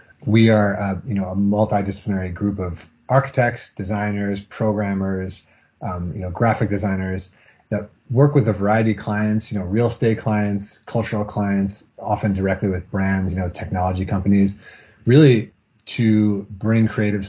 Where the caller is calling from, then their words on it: Boston, Massachusetts, United States; I'm calling from Boston, just outside of Boston.